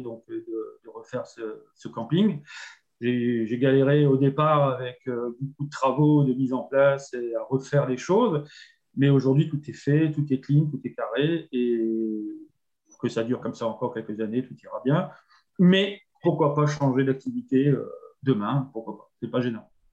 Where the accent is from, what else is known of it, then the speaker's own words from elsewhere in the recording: Nord, Hauts-de-France, France; moved away as an adult; now in Génolac, France; je suis originaire du Nord